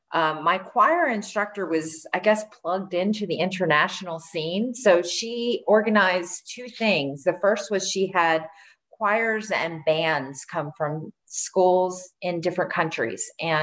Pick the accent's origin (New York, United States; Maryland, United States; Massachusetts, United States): Maryland, United States; In Maryland.